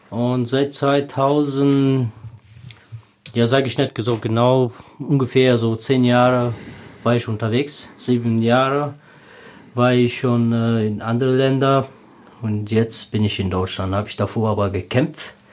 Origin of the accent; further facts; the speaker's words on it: Tajikistan; German is a second language; Ja, in Tadschikistan, also ich war in einer Mittelteilfamilie, äh, nicht so reich und nicht so arm